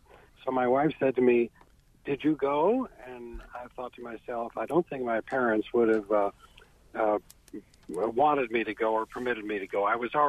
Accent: Wallkill, New York, United States; I grew up in New York State in Orange County in the town of Wallkill, which was where the Woodstock Festival was originally supposed to be held.

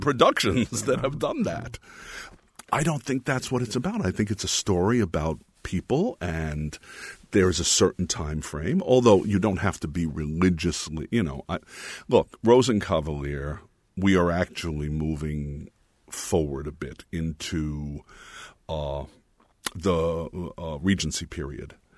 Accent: Jersey City, New Jersey, United States; also born or lived in New York; I was born in Jersey City

